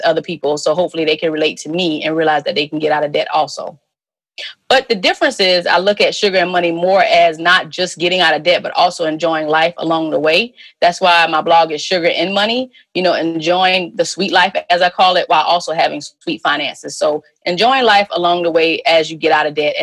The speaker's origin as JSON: {"language": "English", "region": "South Carolina", "country": "United States", "also_born_or_lived": "Richmond, Virginia / Little Rock, Arkansas", "moved": "as an adult", "said": "I'm from South Carolina"}